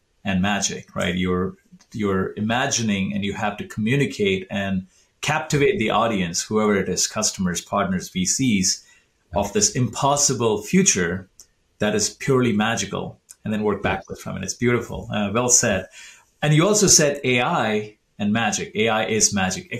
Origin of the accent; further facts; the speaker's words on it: southern India, India; moved away; I grew up in Southern India, I was 10 years old, 11 years old